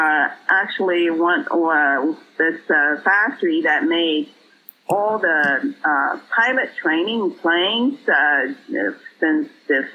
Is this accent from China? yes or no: yes; Nanchang, Jiangxi, China; born or raised there; moved away as an adult; also born or lived in Rochester, New York, United States; now in United States